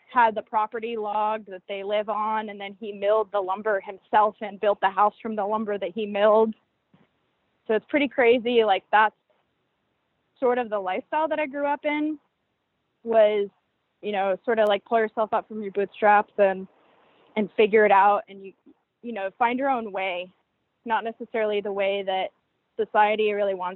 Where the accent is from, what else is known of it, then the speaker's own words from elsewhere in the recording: California, United States; I'm like born and raised in California.